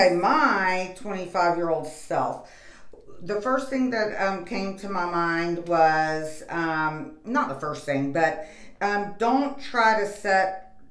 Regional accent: Florida, United States; we're from Florida

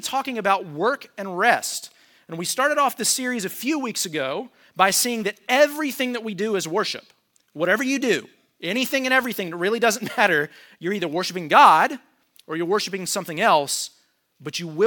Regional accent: United States; as an American

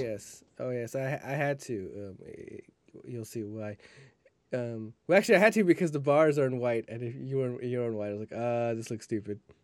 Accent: Texas, United States; We're from Texas

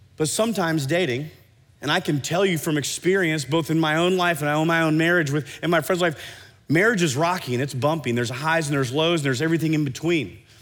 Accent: Iowa, United States; now in Oklahoma City, United States; I grew up in Iowa

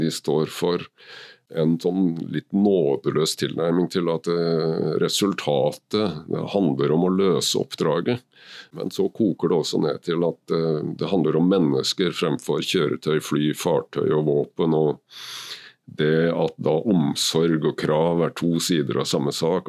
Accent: Kragerø, Telemark, Norway; født og oppvokst i Kragerø med trebåter og seiling

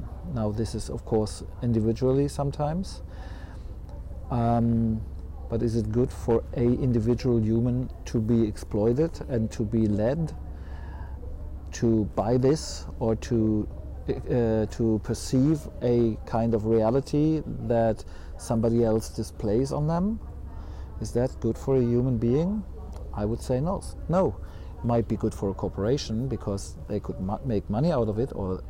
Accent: Heidelberg, Baden-Württemberg, Germany; I'm from Heidelberg.

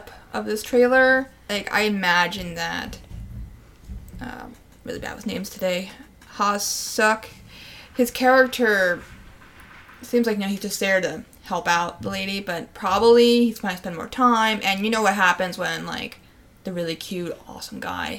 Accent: United States; first language English; We are Americans, we are celebrating the 4th of July tomorrow

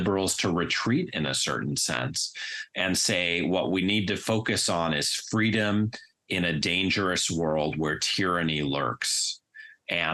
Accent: United States

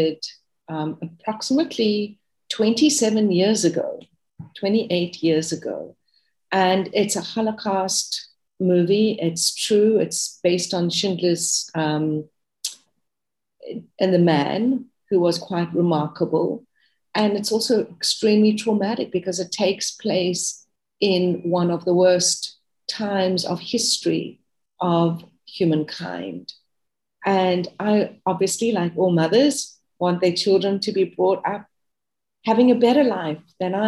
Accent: South Africa; moved away as an adult; now in United States; I am South African, and I moved to America 5 years ago.

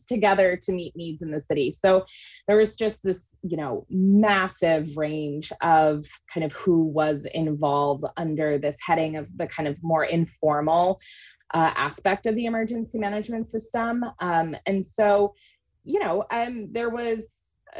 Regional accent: Maine, United States; moved away as an adult; also born or lived in New Orleans, Louisiana; I grew up in Maine

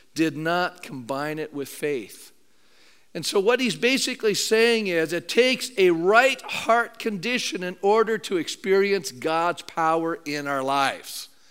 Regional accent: Canada; being a Canadian

